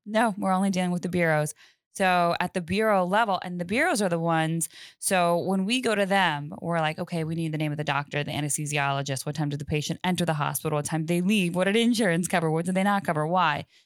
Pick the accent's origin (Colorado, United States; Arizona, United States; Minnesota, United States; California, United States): Colorado, United States; I'm originally from Colorado, uh, cool. uh, born and raised